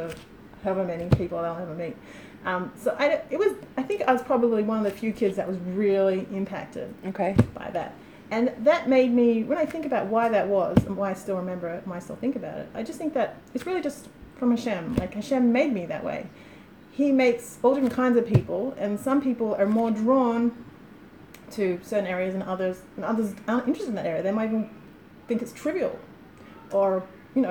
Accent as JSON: {"language": "English", "town": "Sydney", "region": "New South Wales", "country": "Australia", "tie": "born or raised there", "moved": "yes", "lives_now": "Ramat Beit Shemesh, Israel", "said": "I grew up in Australia in a beautiful city called Sydney"}